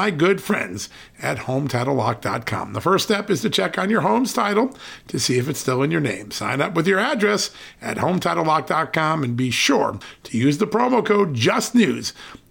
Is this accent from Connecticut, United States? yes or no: yes; Connecticut, United States; moved away; That's my old hope, state Connecticut